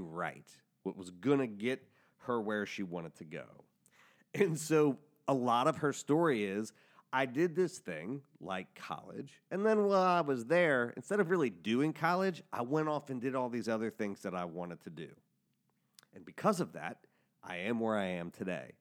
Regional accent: Cincinnati, Ohio, United States; we're both from Cincinnati

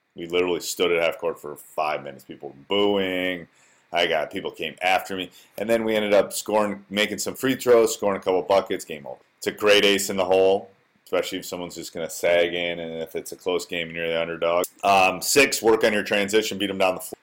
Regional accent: Wisconsin, United States; born or raised there

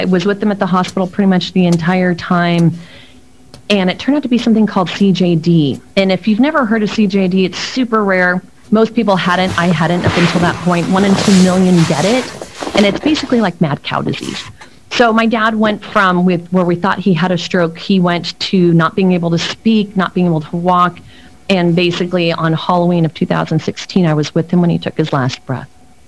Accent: Mexico City, Mexico; born there; I was born in Mexico City, but it's not my first language.

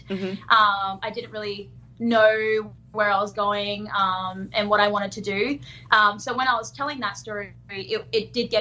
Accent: Darwin, Northern Territory, Australia; I grew up in Darwin

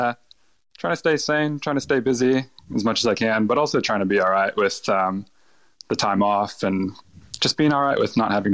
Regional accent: Los Angeles, California, United States; now in Australia; Yeah, so I grew up in Los Angeles, California. I was raised by my mom, who's from Mexico. She immigrated there in her early 20s, and we spent all of our time in LA. I moved to Australia on a massive whim.

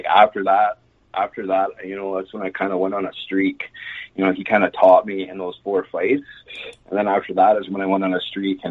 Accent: Rocky Mountain House, Alberta, Canada; also born or lived in Eckville, Alberta / Red Deer, Alberta; Yeah, so I was born in Eckville, Alberta. I grew up on a farm just outside Rocky Mountain House, just a couple hours from Calgary here

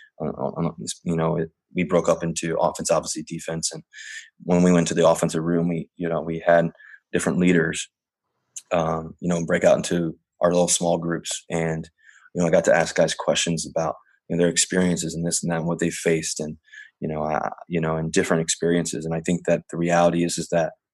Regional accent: Richmond, Virginia, United States; also born or lived in Cincinnati, Ohio; now in Seattle, United States; I grew up in Virginia.

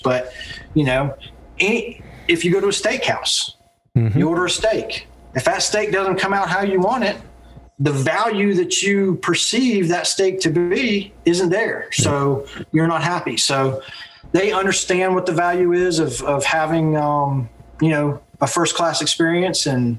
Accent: England, United Kingdom; born there; also born or lived in Pensacola, Florida; So my father was in the military, and I was actually born in England, just outside of London.

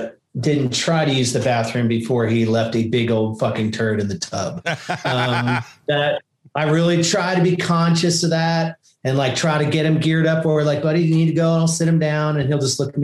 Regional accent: New Jersey, United States; now in Nashville, United States; I grew up in New Jersey right on the water, right on the beach

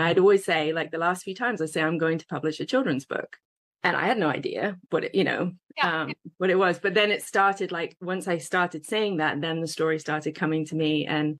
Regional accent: England, United Kingdom; moved away as an adult; I came over from England to a big hotel, and I was an intern making these massive vats of coleslaw.

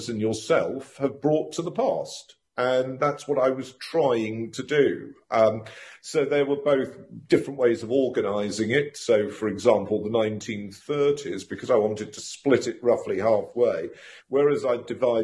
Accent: London, United Kingdom; moved away as an adult; also born or lived in Cambridge / Oxford / Durham / Exeter; I was born in London, grew up there, left home to go to be a student

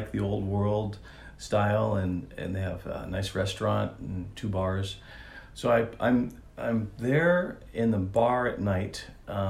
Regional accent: Italy; moved away; I grew up in Italy, so I'm, you know, Italian, half Italian

